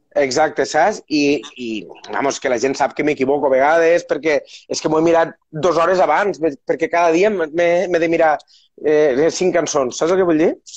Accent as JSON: {"language": "Catalan", "area": "Terres de l'Ebre", "region": "Catalonia", "country": "Spain", "tie": "born or raised there", "said": "sóc de les Terres de l'Ebre"}